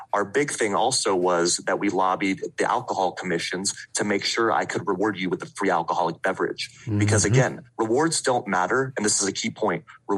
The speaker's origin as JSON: {"language": "English", "region": "Vienna", "country": "Austria", "moved": "yes", "said": "Yeah, so I don't have the accent, but I do still have my lederhosen. I'm originally from Vienna, Austria. Right. Okay. I moved with my dad in 1996"}